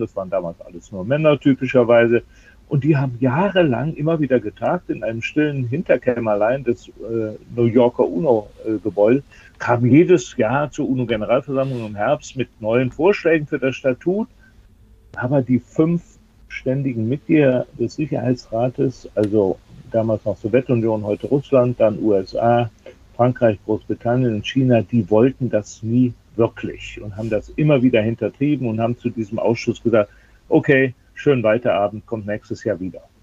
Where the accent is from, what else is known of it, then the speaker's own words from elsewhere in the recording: Germany; auch bei uns in Deutschland